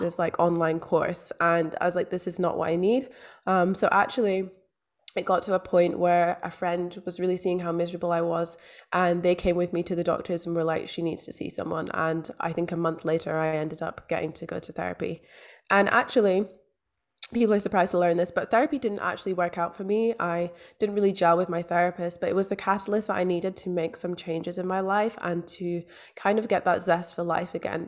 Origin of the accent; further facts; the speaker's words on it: Scotland, United Kingdom; also born or lived in London; now in Australia; I grew up in Scotland. I was born in London. I'm now living in Australia.